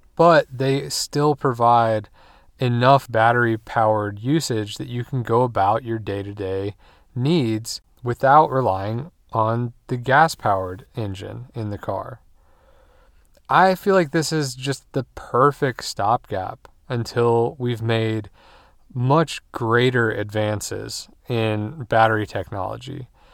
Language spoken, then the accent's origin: English; United States; we as American drivers